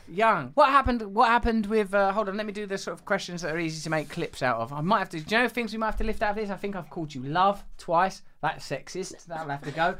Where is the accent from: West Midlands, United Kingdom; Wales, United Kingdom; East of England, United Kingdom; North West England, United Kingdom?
East of England, United Kingdom; Essex; I'm from Essex